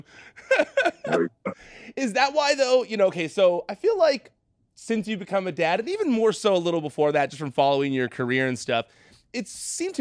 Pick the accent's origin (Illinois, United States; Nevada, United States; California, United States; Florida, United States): California, United States; near Disneyland; I grew up near Disneyland out here in California